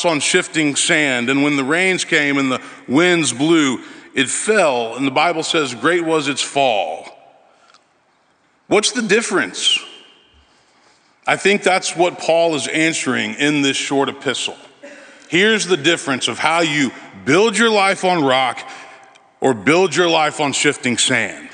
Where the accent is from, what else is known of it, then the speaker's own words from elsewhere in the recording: Memphis, Tennessee, United States; moved away as an adult; now in Nashville, United States; I grew up in Memphis, son of a minister, oldest of four children.